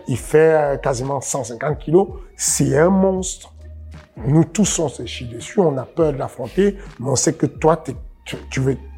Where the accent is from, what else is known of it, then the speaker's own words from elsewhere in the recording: Cameroon; je suis né au Cameroun